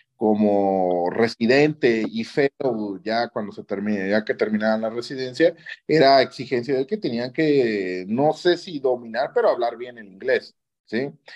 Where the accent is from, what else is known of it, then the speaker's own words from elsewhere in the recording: Oaxaca, Mexico; also born or lived in Japan; yo al menos ah, como oaxaqueño